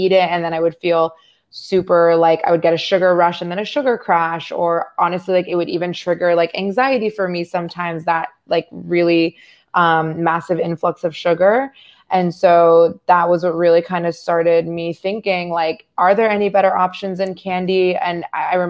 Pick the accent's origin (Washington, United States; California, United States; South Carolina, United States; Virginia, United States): Virginia, United States; Northern; I'm from Northern Virginia